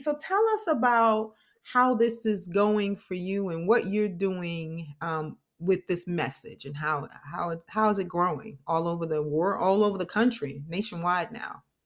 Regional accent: New York, United States; now in Florida, United States; I'm from New York

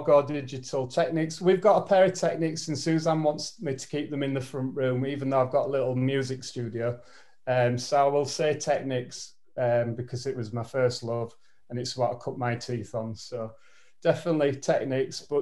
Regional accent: Yorkshire and the Humber, United Kingdom; being a Yorkshire lad

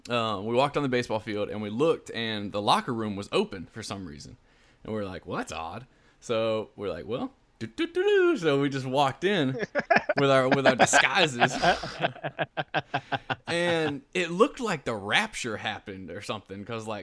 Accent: Louisiana, United States; We're Cajun, man.

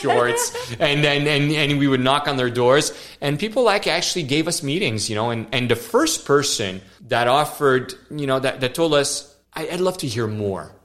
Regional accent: Montreal, Quebec, Canada; born or raised there; first language French; English is a second language

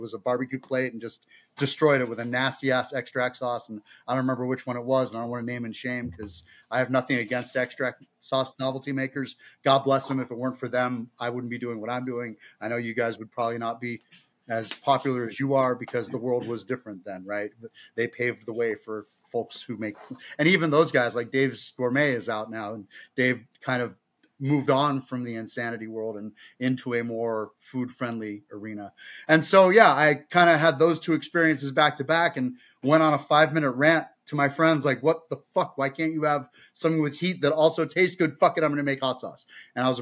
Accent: Bay Area, California, United States; Growing up in the Bay Area

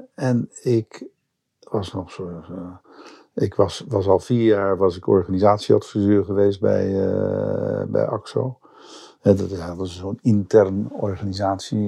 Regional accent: Zandvoort, North Holland, Netherlands; Ik ben in Zandvoort geboren

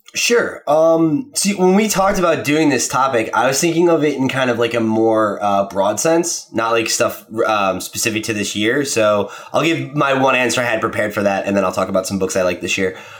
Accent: New Jersey, United States; I grew up in New Jersey

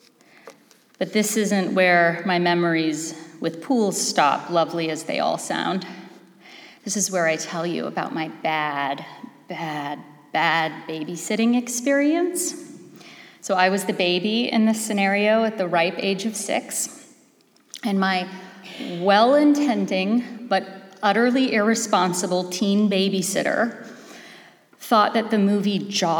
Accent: Los Angeles, California, United States; moved away; I am from Los Angeles originally.

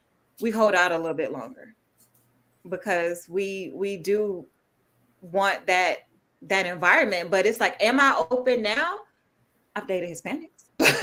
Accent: the South, United States; you would know me that I'm still from the South. So I'm real Southern and traditional, but it comes off that way.

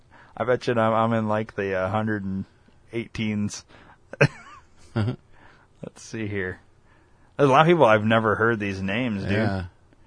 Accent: Rockford, Illinois, United States; we're from Rockford.

